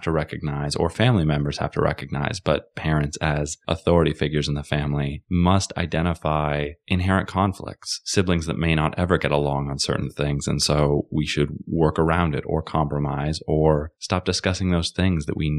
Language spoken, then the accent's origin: English; United States; we are American citizens